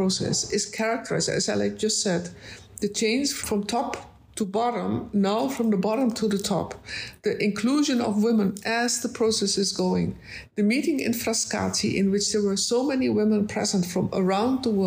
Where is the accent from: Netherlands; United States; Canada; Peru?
Netherlands; I'm from the Netherlands.